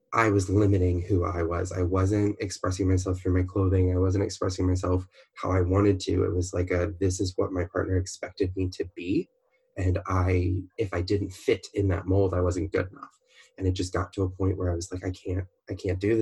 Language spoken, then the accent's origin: English; Baltimore, Maryland, United States; also born or lived in Orlando, Florida; now in California, United States; I'm originally from Baltimore, Maryland, which is right by Washington, D.C.